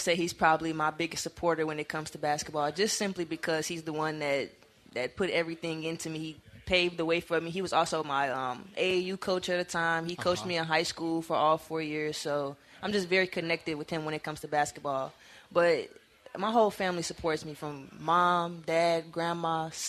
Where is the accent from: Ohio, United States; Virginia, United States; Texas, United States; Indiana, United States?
Indiana, United States; Gary; Gary, Indiana, also a very interesting place. I wouldn't lie. We don't have much.